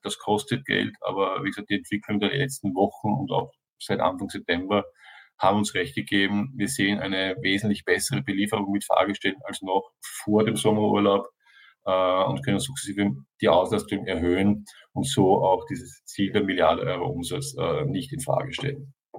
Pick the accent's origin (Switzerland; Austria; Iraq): Austria; ich bin Österreicher